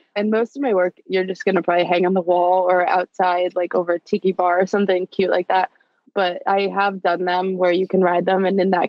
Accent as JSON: {"language": "English", "area": "Jersey Shore", "region": "New Jersey", "country": "United States", "tie": "born or raised there", "moved": "yes", "said": "I grew up on the Jersey Shore, right where they filmed the terrible show, Jersey Shore. So I was just like a bit of a beach bum."}